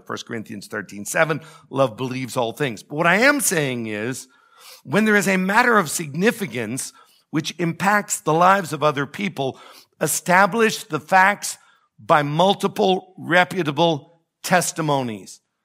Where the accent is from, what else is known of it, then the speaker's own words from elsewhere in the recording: United States; I am an American. I am happy to be an American